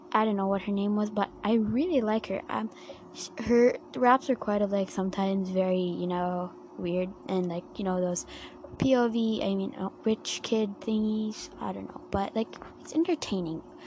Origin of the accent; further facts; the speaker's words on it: Philippines; I'm a Filipino and I mean I'm Asian myself